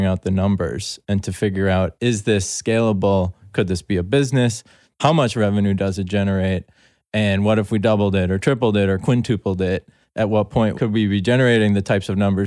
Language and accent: English; Milwaukee, Wisconsin, United States; moved away as an adult; now in New York City, United States; I grew up outside Milwaukee in a suburban area